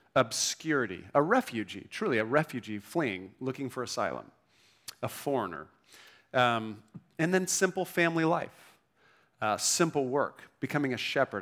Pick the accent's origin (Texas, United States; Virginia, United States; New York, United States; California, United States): California, United States; Newport Beach; moved away as an adult; also born or lived in Vancouver, Canada; I grew up in Newport Beach, grew up, great family